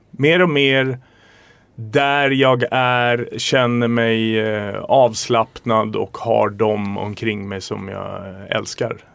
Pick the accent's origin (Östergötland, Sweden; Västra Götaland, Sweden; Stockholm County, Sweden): Stockholm County, Sweden; Stockholm; also born or lived in Vimmerby / Västervik; där är jag uppväxt, det har präglat mig